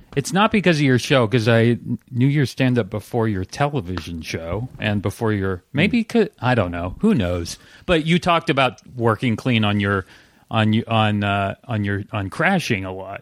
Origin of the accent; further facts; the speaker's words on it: Santa Cruz, California, United States; Santa Cruz, California.